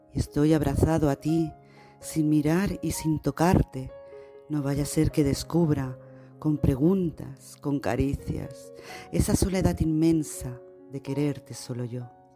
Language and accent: Spanish; Barcelona, Catalonia, Spain; desde Barcelona, España